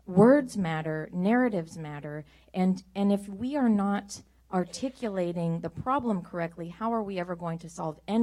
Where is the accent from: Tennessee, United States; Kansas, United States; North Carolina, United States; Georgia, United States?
Kansas, United States; I come from Kansas